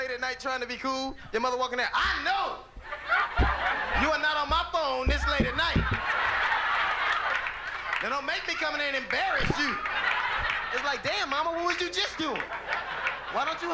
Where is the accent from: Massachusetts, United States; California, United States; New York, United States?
California, United States; Los Angeles; I grew up in Los Angeles in a gang